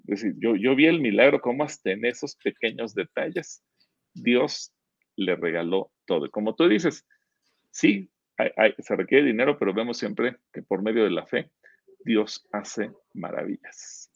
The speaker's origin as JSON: {"language": "Spanish", "country": "Mexico", "said": "somos mexicanos, a lo mejor reconocemos los defectos y debilidades que tiene nuestro país"}